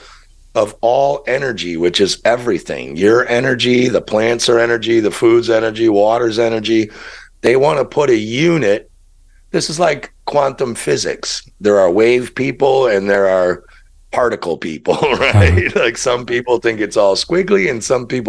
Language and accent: English; Chicago, Illinois, United States; moved away; I'm from Chicago